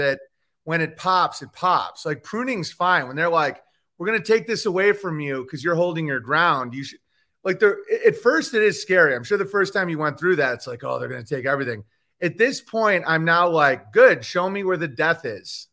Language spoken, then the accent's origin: English; Oswego, New York, United States; moved away; also born or lived in Los Angeles; I'm from Oswego, New York